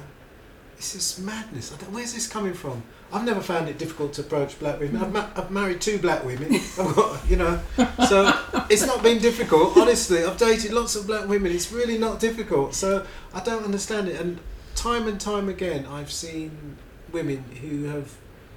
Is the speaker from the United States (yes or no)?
no; Barbados; also born or lived in Britain; now in United Kingdom; we grew up in Barbados